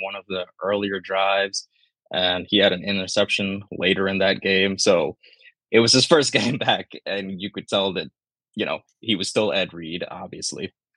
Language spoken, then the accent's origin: English; Nairobi, Kenya; moved away; I'm from Kenya, Nairobi, Kenya. Mm-hmm. That's where I was born